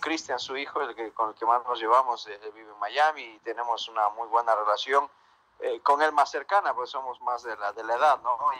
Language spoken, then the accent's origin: Spanish; Ecuador; nosotros, por ejemplo, como ecuatorianos